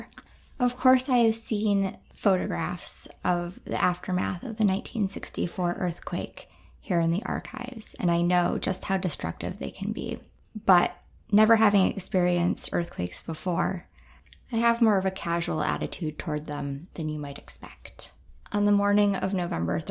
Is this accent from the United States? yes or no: yes; Midwest, United States; now in Anchorage, United States; I grew up in the Midwest